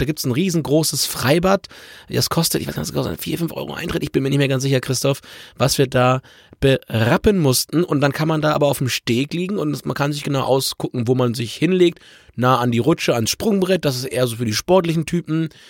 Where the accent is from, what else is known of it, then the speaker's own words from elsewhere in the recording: Germany; bei uns in Deutschland